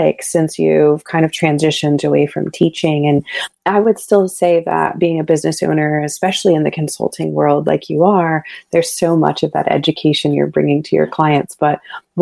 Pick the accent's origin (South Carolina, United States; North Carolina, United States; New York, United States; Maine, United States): North Carolina, United States; Raleigh; I grew up in the Piedmont Raleigh area